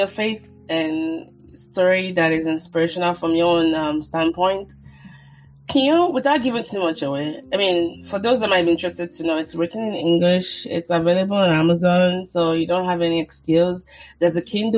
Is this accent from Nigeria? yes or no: yes; Nigeria; I'm Nigerian